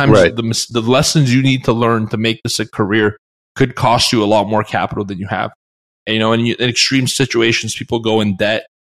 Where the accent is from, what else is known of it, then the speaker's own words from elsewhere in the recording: Canada; I'm from Canada.